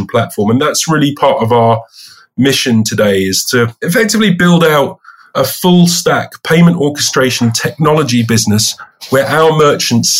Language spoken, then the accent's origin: English; London, United Kingdom; also born or lived in Bristol; So I'm a Londoner from the United Kingdom, pretty much a North Londoner all my life. I went to school in North London